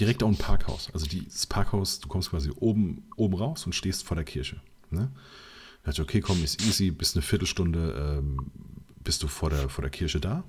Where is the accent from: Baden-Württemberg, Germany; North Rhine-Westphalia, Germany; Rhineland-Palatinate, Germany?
Rhineland-Palatinate, Germany; Mainz; ich bin ja Mainzer